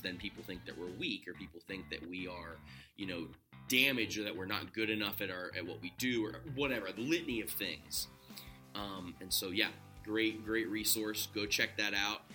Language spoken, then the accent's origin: English; Ohio, United States; I'm from Ohio